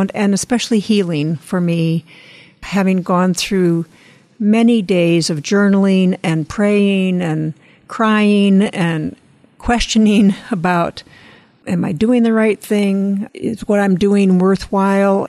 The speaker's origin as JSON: {"language": "English", "region": "Midwest", "country": "United States", "tie": "born or raised there", "moved": "yes", "said": "I grew up in the Midwest and the plains"}